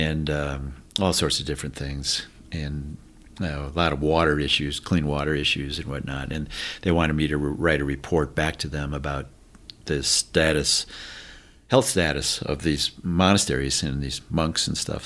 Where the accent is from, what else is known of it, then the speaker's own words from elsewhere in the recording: Chicago, Illinois, United States; I grew up in Chicago area